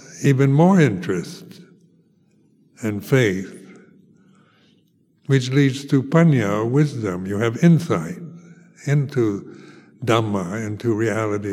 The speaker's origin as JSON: {"language": "English", "country": "United States", "moved": "as an adult", "said": "I come from America"}